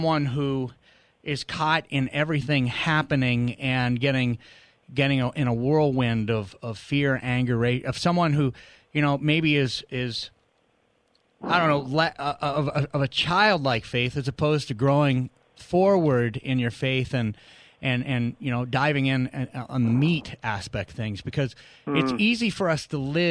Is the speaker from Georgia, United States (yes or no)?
no; New Hampshire, United States; moved away; also born or lived in Arizona; we moved to New England, to New Hampshire, where I grew up